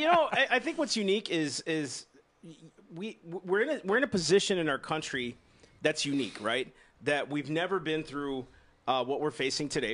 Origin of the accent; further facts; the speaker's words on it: United States; I'm an American and I love this nation